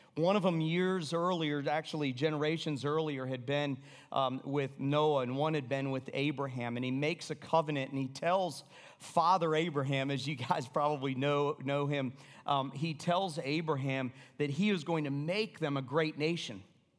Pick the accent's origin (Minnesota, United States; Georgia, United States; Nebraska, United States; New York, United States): Georgia, United States; Atlanta; because I knew what would happen because I'm from Atlanta.